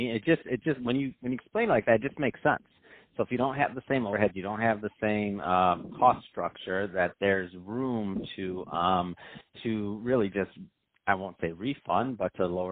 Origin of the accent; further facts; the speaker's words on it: Michigan, United States; now in Santa Monica, United States; growing up in Michigan